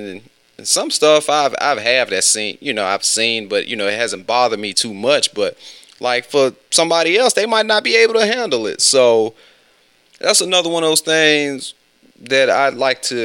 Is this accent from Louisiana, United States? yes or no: no; West Alabama, United States; I'm from West Alabama